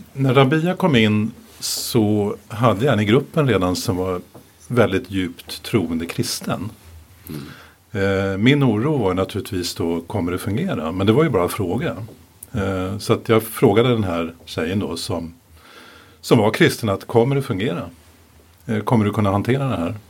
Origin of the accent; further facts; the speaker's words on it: Sweden; Jag är ju ursvensk